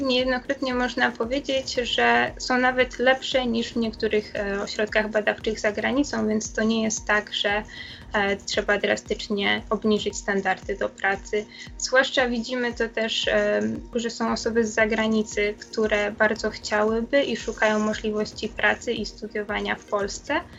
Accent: Poland; moved away as an adult; now in Virginia, United States; wszyscy jesteśmy z Polski

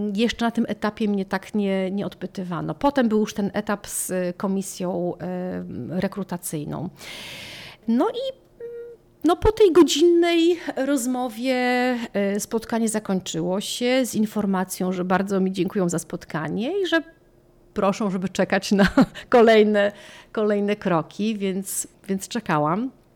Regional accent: Poland; moved away as an adult; now in Chestertown, United States; ja z Polski

